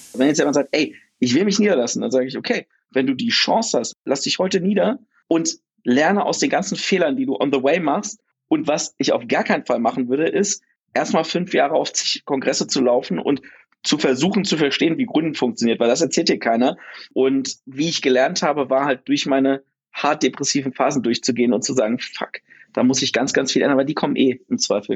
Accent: Oschersleben, Saxony-Anhalt, Germany; also born or lived in Mainz; now in Berlin, Germany; bei uns in Oschersleben, so einer 18.000 Einwohnerstadt

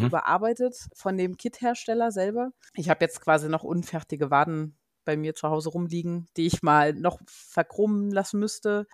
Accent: Germany; moved away as an adult; also born or lived in United States; now in Munich, Germany; ich komme zwar nicht aus dem Rheinland selber, aber zumindest so anderthalb Stunden südlich von Köln

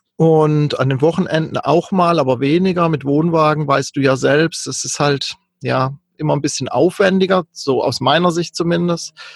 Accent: Kaiserstuhl, Baden-Württemberg, Germany; moved away as an adult; also born or lived in North Frisia; ich bin ursprünglich ähm, in Süddeutschland aufgewachsen am schönen Kaiserstuhl und war da bis Ende 20

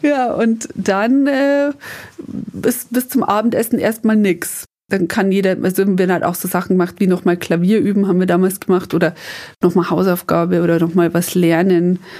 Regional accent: Upper Palatinate, Bavaria, Germany; also born or lived in Mexico; bei uns in der Oberpfalz

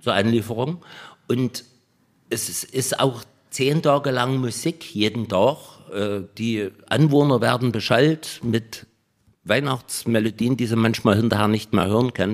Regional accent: Schwarzenberg, Saxony, Germany; bei uns in Schwarzenberg

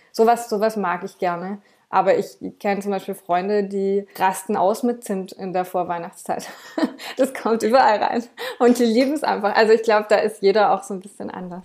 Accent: Swabia, Baden-Württemberg, Germany; ich komme jetzt hier aus dem Schwabenländle und da isst man auch gern mal eine Butterbrezel

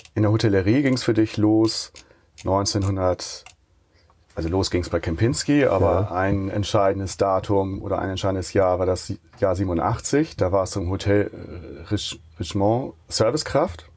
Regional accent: Buxtehude, Lower Saxony, Germany; ich komme aus Buxtehude

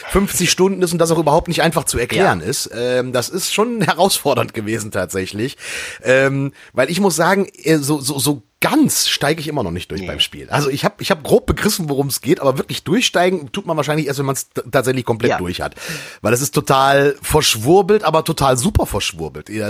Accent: Lower Saxony, Germany; born or raised there; now in Frankfurt, Germany

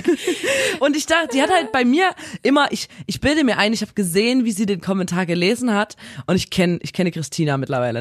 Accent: Chemnitz, Saxony, Germany; kommen wir aus Chemnitz

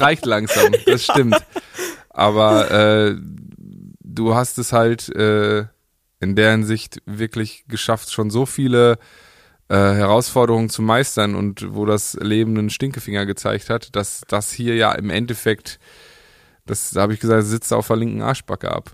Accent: Paderborn, North Rhine-Westphalia, Germany; meine Heimatstadt

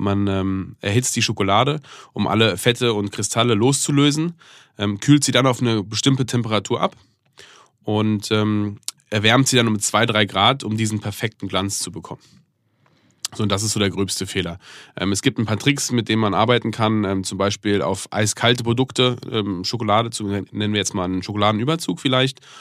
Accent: Germany; ich bin in Deutschland aufgewachsen. Ich bin eigentlich neunundneunzig Prozent Deutscher

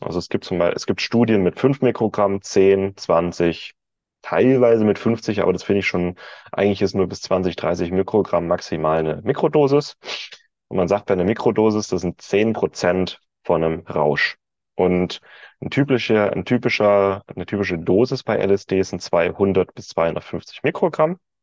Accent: Germany; als Deutscher

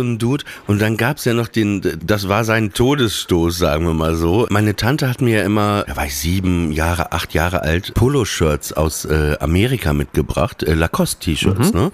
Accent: Papenburg, Lower Saxony, Germany; bei uns war das so in Papenburg, wir, wir hatten ja diesen langen Kanal

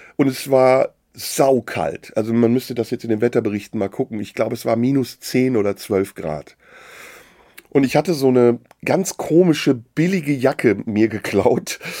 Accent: between Düsseldorf and Cologne, North Rhine-Westphalia, Germany; also born or lived in Istanbul, Turkey; Ich bin in Deutschland aufgewachsen, relativ früh äh, hier hingekommen mit zwei im Rheinland

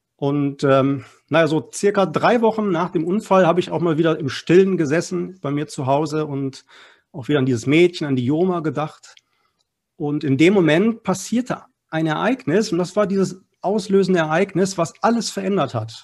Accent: Essen, North Rhine-Westphalia, Germany; Ich komme aus Essen. Wir sind sozusagen hier ein Ruhrgebietsverein

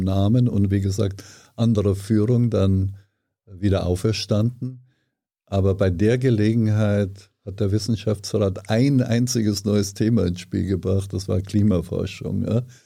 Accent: Ortenburg, Bavaria, Germany; moved away as an adult; also born or lived in Potsdam; Niederbayern, Grafschaft Ortenburg, das ist ganz, ganz nahe an der österreichischen Grenze

